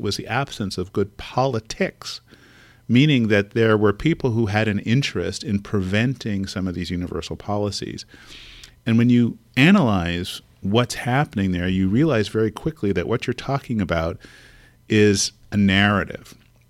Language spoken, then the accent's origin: English; California, United States; When I go to the East Coast, I tell people that I'm from the future. I'm from California.